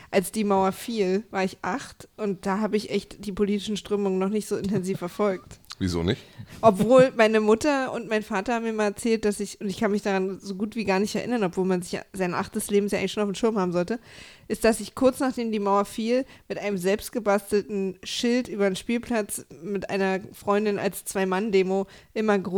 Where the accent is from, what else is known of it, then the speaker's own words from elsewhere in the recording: eastern Germany, Germany; ich komme aus dem Osten